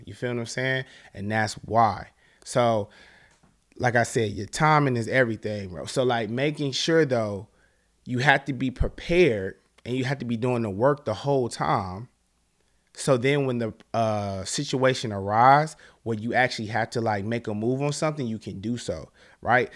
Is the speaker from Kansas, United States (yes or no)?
no; Charlotte, North Carolina, United States; I'm from Charlotte, North Carolina.